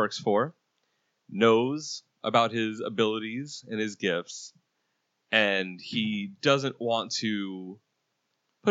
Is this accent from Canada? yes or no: no; Puerto Rico; I'm Puerto Rican